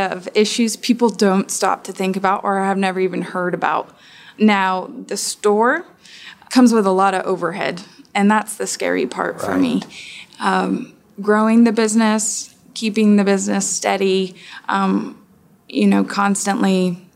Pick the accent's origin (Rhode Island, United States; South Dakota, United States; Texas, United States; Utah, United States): Texas, United States; now in Atlanta, United States; I'm from Texas